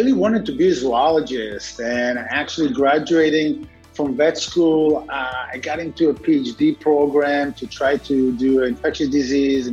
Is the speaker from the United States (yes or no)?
no; Israel; moved away; As a kid, I grew up in Israel